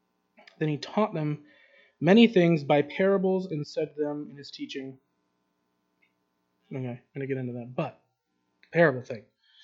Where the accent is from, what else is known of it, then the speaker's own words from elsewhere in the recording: Kyrgyzstan; I have no money, I'm from Kyrgyzstan, where am I going to go? I can't go back home, so yes, I'm stuck here.